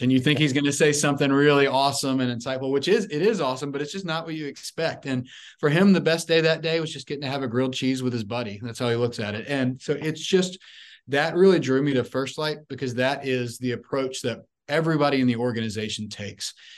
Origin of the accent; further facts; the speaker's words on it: Memphis, Tennessee, United States; I'm originally from Memphis, Tennessee.